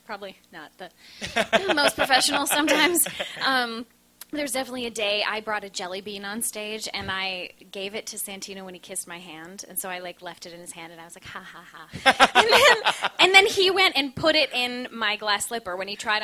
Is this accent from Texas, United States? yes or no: no; Minnesota, United States; now in New York, United States; I'm from Minnesota